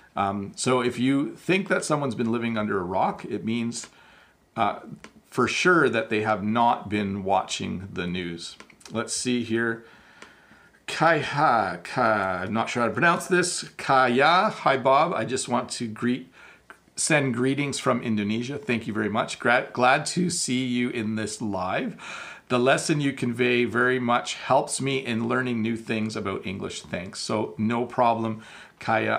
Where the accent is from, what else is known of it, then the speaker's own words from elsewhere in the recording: Canada; I am Canadian